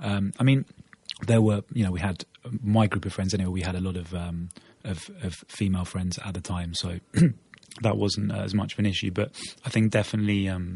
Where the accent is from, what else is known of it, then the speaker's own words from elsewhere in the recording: Norwich, East of England, United Kingdom; now in Portugal; I was born in Norwich in the UK to an Argentine mother and a British father. My mother from Buenos Aires, my father from London. An only child.